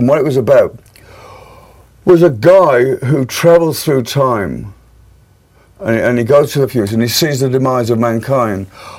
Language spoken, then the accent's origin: English; Birmingham, West Midlands, United Kingdom; And there's a lot of interesting things come out of my hometown, Birmingham.